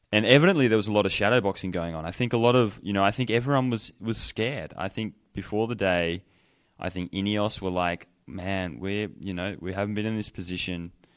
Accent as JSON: {"language": "English", "country": "Australia", "moved": "yes", "lives_now": "Colorado, United States"}